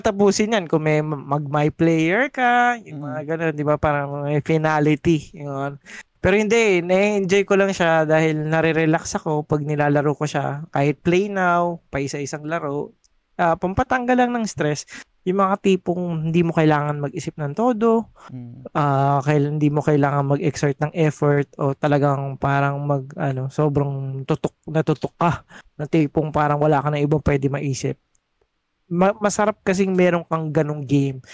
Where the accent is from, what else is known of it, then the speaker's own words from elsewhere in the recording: Las Piñas, Metro Manila, Philippines; taga Las Piñas ako.